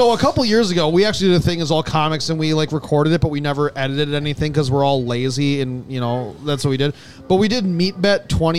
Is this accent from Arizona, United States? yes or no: no; Dallas, Texas, United States; Dallas, my hometown.